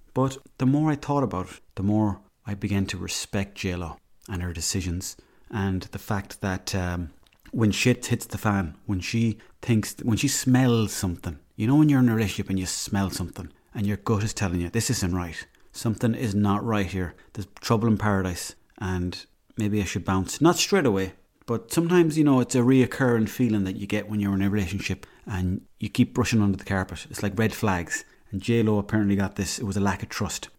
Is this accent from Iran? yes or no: no; Swinford, Connacht, Ireland; I'm from there